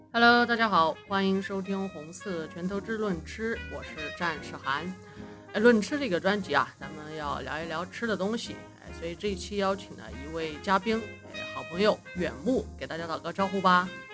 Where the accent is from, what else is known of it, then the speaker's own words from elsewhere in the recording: Sichuan, China; 身为四川人，我还是很为四川的面自豪